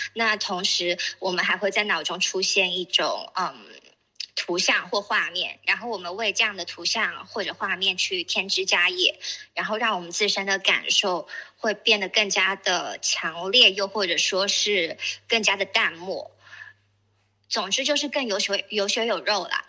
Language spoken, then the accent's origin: Chinese; Shenzhen, Guangdong, China; 我是深圳人